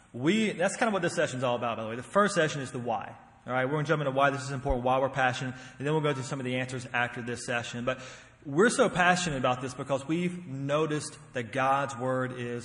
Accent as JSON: {"language": "English", "region": "North Carolina", "country": "United States", "tie": "born or raised there", "also_born_or_lived": "Tennessee", "moved": "yes", "said": "I'm from North Carolina originally. Grew up there. Lived in Tennessee for quite a while"}